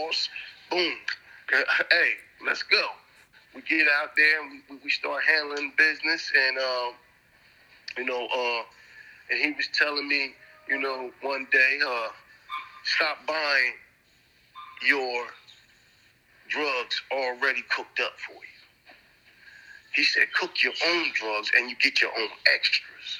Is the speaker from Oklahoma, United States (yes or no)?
no; Gouldtown, New Jersey, United States; also born or lived in Bristol Village; I'm coming out of Gould Town up under the OGs that I was raised around in Gould Town